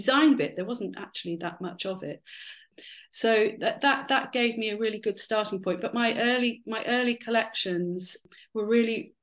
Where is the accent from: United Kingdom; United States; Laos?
United Kingdom; Dorset, South West England; moved away as an adult; also born or lived in London; I spent from 8 to 18 in Dorset, being kind of surrounded by the Jurassic Coast and lots of archaeology